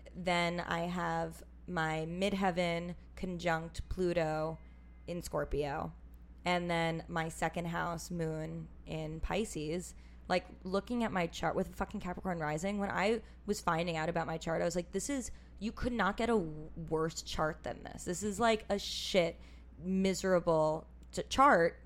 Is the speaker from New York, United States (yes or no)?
yes; New York City, New York, United States; also born or lived in Minnesota / Los Angeles; I'm from New York City